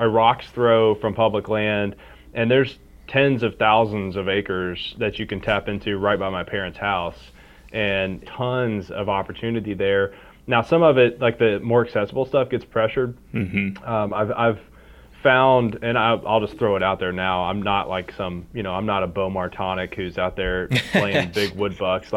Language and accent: English; Harlan County, southeastern Kentucky, United States; moved away as an adult; also born or lived in Bell County, Kentucky / Lexington, Kentucky; now in Louisville, United States; I was born in Harlan County, grew up in Bell County and Harlan County both